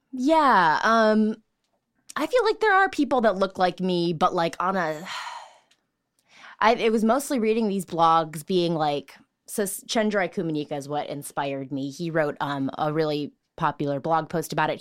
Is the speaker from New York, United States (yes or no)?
no; Richton Park, Illinois, United States; I'm from Richton Park.